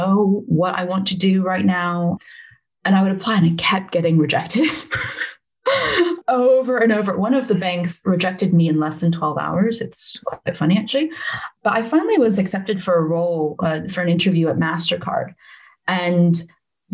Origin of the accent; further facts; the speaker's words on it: Silicon Valley, California, United States; accent: American; moved away as an adult; now in United Kingdom; As you can probably tell from my accent, I'm American. I'm originally from California. And I grew up in the Silicon Valley